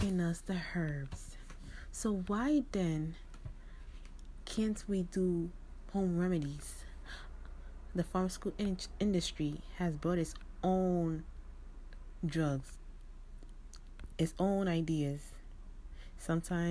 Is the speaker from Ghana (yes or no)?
yes; Ghana; I'm from Ghana